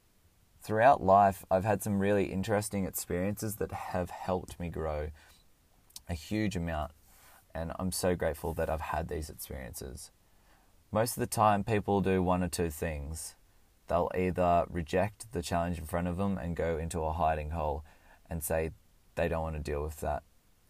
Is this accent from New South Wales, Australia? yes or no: no; Canberra, Australian Capital Territory, Australia; born there; I was born in Canberra, in the ACT in Australia. I lived there for a few years.